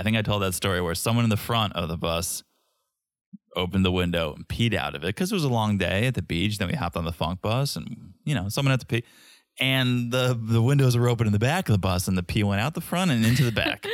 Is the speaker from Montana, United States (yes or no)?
no; Hamden, Connecticut, United States; I grew up in Connecticut, around Quinnipiac area, Quinnipiac University, and about fifteen, twenty minutes away is downtown New Haven